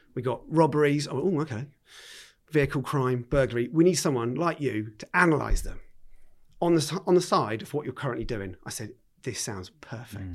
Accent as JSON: {"language": "English", "town": "Wimborne", "region": "South West England", "country": "United Kingdom", "tie": "born or raised there", "said": "I've been a Dorset lad all the way through. Um, went to QE um, in Wimborne"}